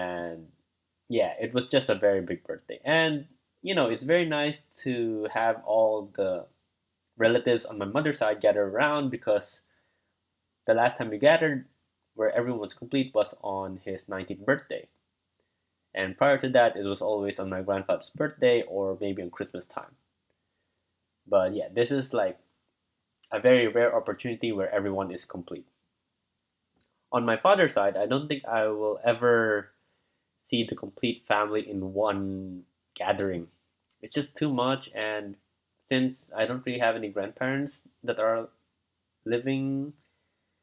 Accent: Davao City, Davao Region, Philippines; moved away; I went back to my hometown in Davao City, Philippines

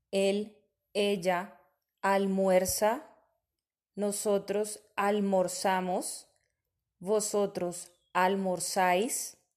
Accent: Bogotá, Colombia; Je viens de la ville de Bogota.

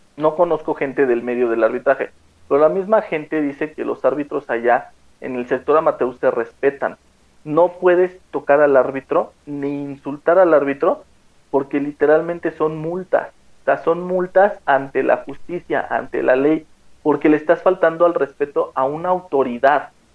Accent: Mexico; como mexicanos

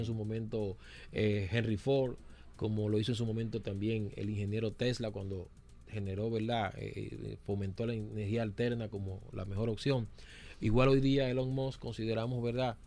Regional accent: Dominican Republic; nosotros como dominicanos

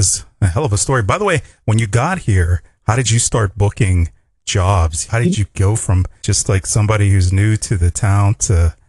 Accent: Pittsburgh, Pennsylvania, United States; moved away; I'm from the East Coast as well, Pittsburgh, Pennsylvania.

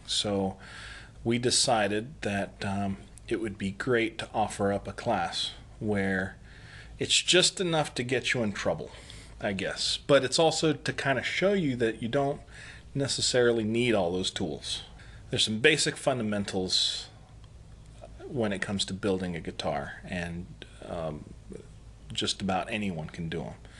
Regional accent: El Paso, Texas, United States; now in South Carolina, United States; I'm originally from El Paso, Texas

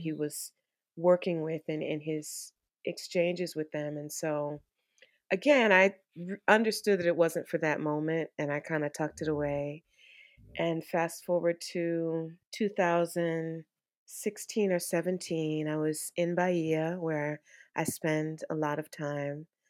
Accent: Washington, District of Columbia, United States; I'm a D C native

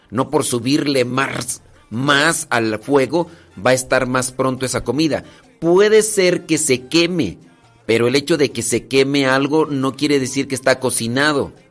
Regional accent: State of Mexico, Mexico; en San Vicente Chicoloapan, Estado de México. En el Estado de México nací.

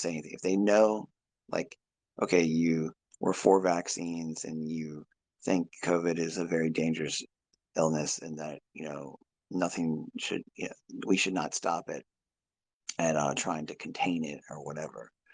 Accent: Virginia, United States; I'm from Virginia

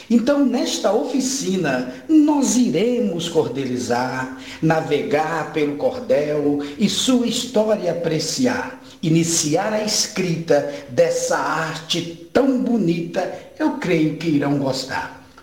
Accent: Sinop, Mato Grosso, Brazil; Sou de Sinop

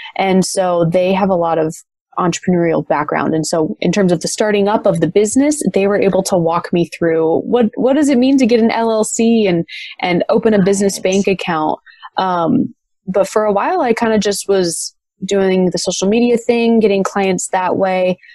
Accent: Las Vegas, Nevada, United States; also born or lived in Michigan; my family moved out to Las Vegas, which is where I currently reside. When I was ten

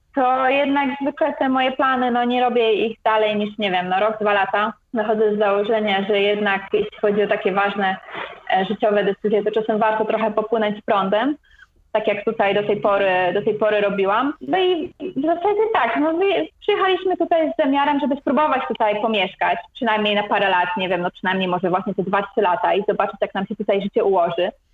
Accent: Gdańsk, Pomeranian Voivodeship, Poland; moved away as an adult; also born or lived in Warsaw / Malaysia; now in Icononzo, Colombia; ja pochodzę z Gdańska, z Nadmorza.

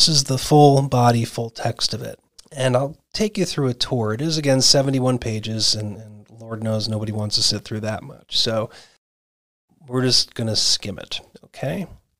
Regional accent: Arizona, United States; And in these lucky 24 states, of which my home state of Arizona is one

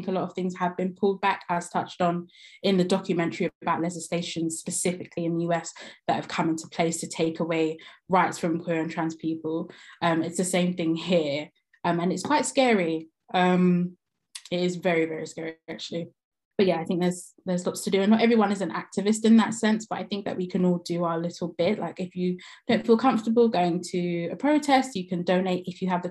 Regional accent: Jamaica; I'm Jamaican

